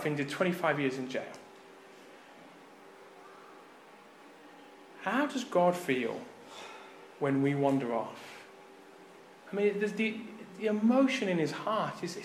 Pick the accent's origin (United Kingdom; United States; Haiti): United Kingdom; Birmingham, West Midlands; I grew up in Birmingham in the UK.